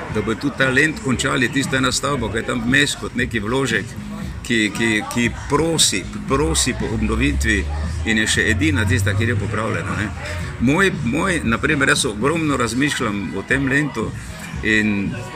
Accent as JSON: {"language": "Slovenian", "town": "Maribor", "region": "Drava", "country": "Slovenia", "tie": "born or raised there", "lives_now": "Jarenina, Slovenia", "said": "sem mestno dete, Maribora rojen v Linhartovi ulici in potem dolgo živel na Poljanah in pa na taboru"}